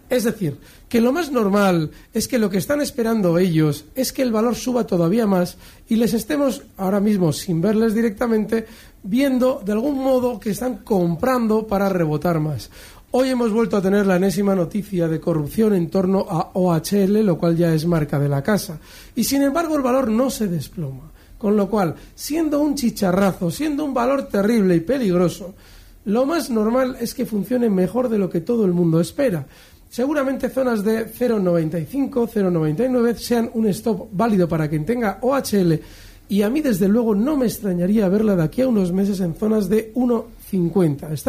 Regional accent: Málaga, Andalusia, Spain; de Málaga.

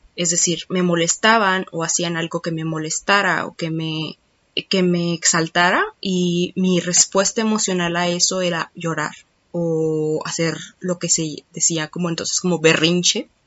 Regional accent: Mexico; born or raised there

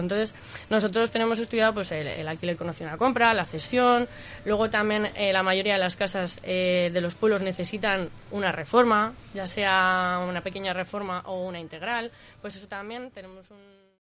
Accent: Madrid, Community of Madrid, Spain; moved away as an adult; also born or lived in Salamanca; now in Zaragoza, Spain; yo soy madrileña, llevo ya 14 años viviendo en, en Aragón, en Zaragoza

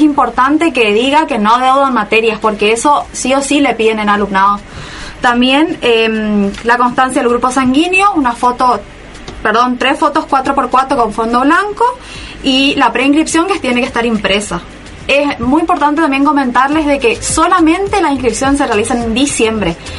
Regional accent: Bella Vista, Corrientes, Argentina; now in Resistencia, Argentina; yo personalmente soy del interior de Corrientes de Bellavista, por ahí me habrán escuchado por la tonada

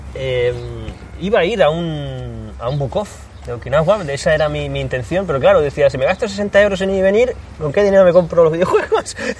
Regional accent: Spain; como los españoles

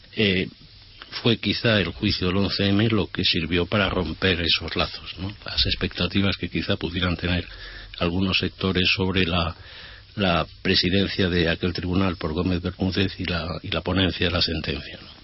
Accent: Spain; nosotros como españoles

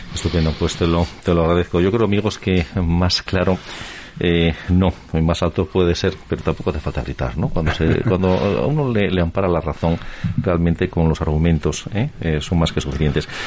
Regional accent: Asturias, Spain; en mi región, en Asturias

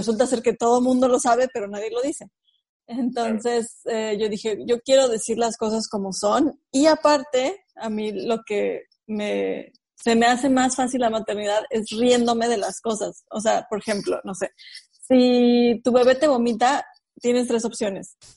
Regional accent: Mexico City, Mexico; moved away; Yo soy originaria de la Ciudad de México

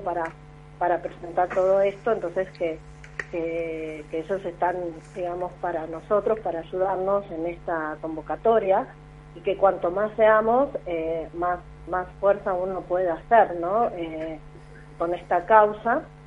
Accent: Buenos Aires, Argentina; como vecina, como ciudadana porteña

